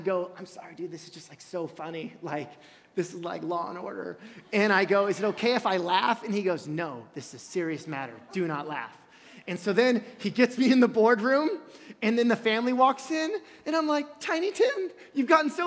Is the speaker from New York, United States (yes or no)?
no; California, United States; also born or lived in Illinois; in 1989 when we moved from Illinois to California